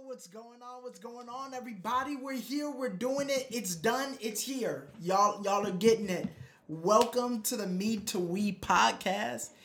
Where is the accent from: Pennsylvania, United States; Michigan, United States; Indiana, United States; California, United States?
Michigan, United States; Detroit; I'm from Detroit, Michigan